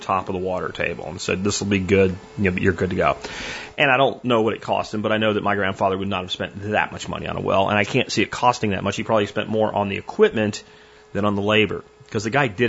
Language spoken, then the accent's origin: English; Florida, United States; moved away; I grew up in Florida